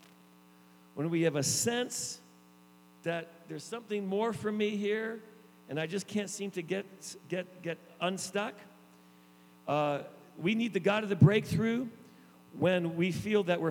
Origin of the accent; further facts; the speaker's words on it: the East, Eastern Canada, Canada; also born or lived in Niagara Falls, Ontario, Canada; I grew up in the East